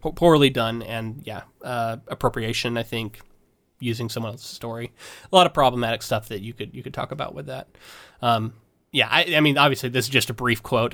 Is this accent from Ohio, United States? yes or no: no; Florida, United States; we're both from Florida, so I didn't see s, I didn't see snow until I was probably Bella's age